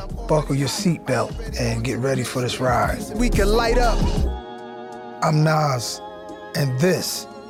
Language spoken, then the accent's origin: English; New York City, New York, United States; I grew up in New York City. The streets were paved with different colors of broken glass.